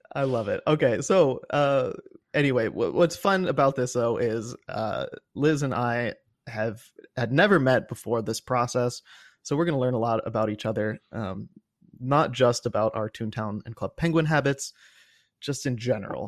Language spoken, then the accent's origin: English; Cincinnati, Ohio, United States; born or raised there